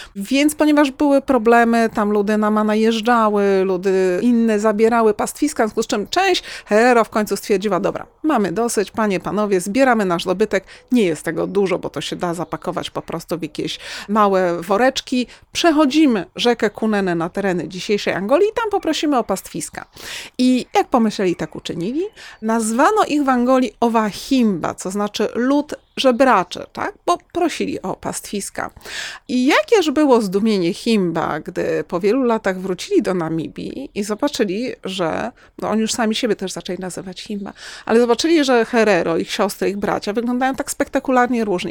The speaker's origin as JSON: {"language": "Polish", "town": "Kraków", "region": "Lesser Poland", "country": "Poland", "said": "u nas w Krakowie"}